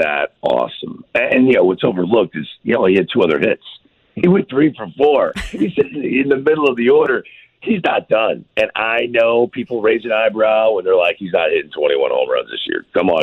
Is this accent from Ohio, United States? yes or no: no; St. Louis, Missouri, United States; I grew up watching in St. Louis